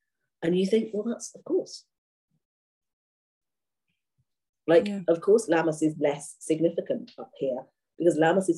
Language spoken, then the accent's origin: English; Kent, South East England, United Kingdom; moved away as an adult; now in Scotland, United Kingdom; I'm from Kent originally. I don't know if I've said that yet. beautiful, beautiful sort of farming land, nice low, soft hills, very southerly climb.